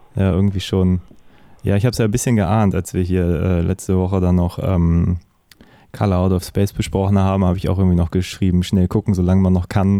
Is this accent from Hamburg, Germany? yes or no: yes; Hamburg, Germany